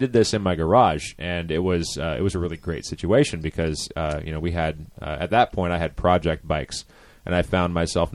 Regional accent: Tacoma, Washington, United States; now in Portland, United States; I'm from Tacoma. So I barely relocated.

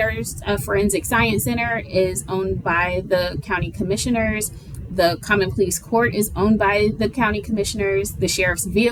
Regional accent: Youngstown, Ohio, United States; moved away as an adult; also born or lived in Toledo, Ohio / Cleveland, Ohio / Atlanta, Georgia; now in Columbus, United States; I am originally from Youngstown, Ohio, Northeast Ohio. I was born and raised there

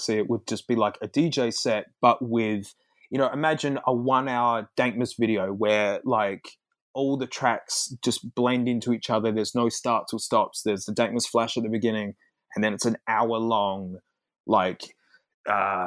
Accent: Australia; as an Australian

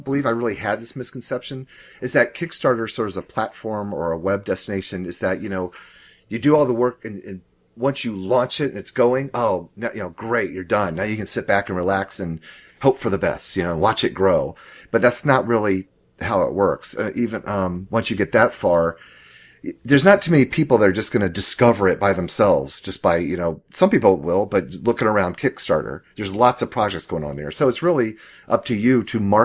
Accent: Jacksonville, Florida, United States; moved away as an adult; also born or lived in El Paso, Texas / Germany; now in Atlanta, United States; my hometown, Jacksonville, Florida

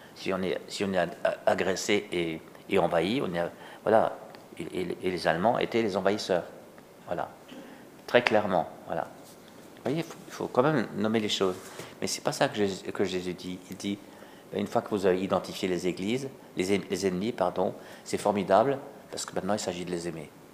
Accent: Alsace, Grand Est, France; chez nous, en Alsace

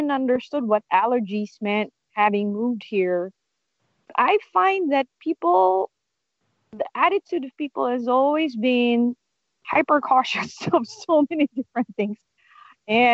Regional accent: Philippines; moved away as an adult; now in San Francisco, United States; I was born and raised in the Philippines, and in the province.

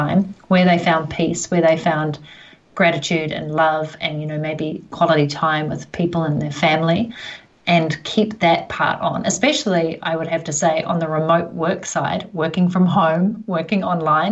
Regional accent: New Zealand; down under, where I'm, New Zealand, Australia

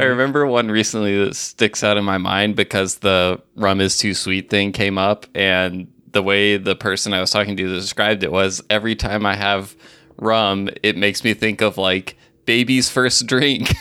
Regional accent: Alabama, United States; moved away; also born or lived in Mississippi / Tennessee; I grew up in Alabama

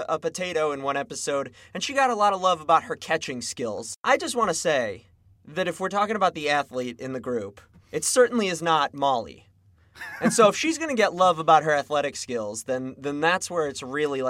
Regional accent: United States; And there's certainly no G when I say it. I'm from the Northwest Burbs.

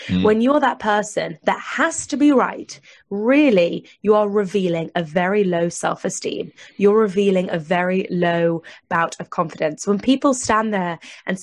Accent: United Kingdom; I'm British

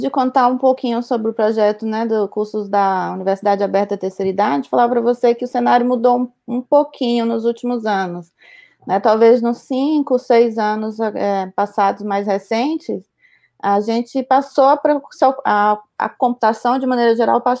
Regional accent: Bahia, Brazil; moved away as an adult; now in São Carlos, Brazil; Baiana é, da Gema.

